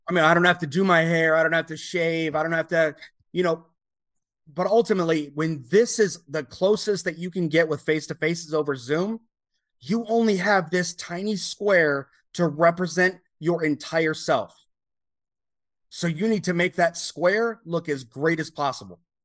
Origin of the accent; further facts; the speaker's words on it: United States; you represent your entire country as an American